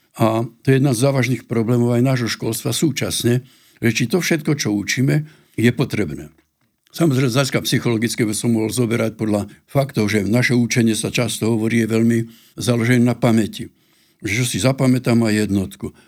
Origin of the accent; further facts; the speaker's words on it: Slovakia; u nás na Slovensku